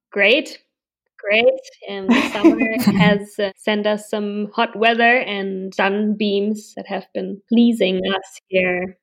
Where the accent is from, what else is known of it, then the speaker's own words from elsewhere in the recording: Berlin, Germany; I live and I'm from Berlin